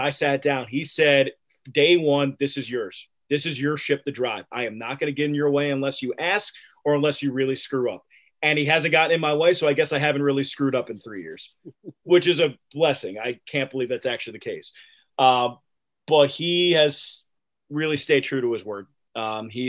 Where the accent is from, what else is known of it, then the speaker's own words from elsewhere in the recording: Philadelphia, Pennsylvania, United States; moved away; growing up in Philadelphia